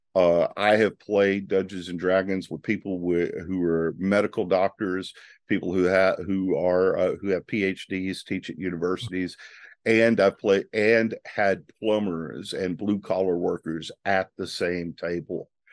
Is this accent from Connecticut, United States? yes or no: no; Northeast Louisiana, United States; I grew up in Northeast Louisiana